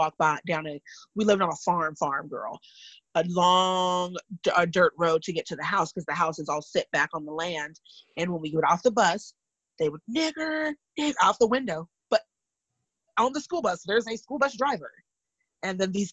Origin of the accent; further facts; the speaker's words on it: California, United States; I'm from California and my grandparents were mixed race